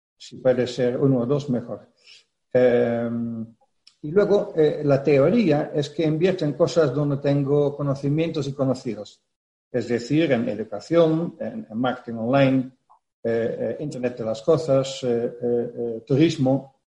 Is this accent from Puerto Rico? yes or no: no; Netherlands; Spanish is a second language; moved away as an adult; now in Spain; Yo soy holandés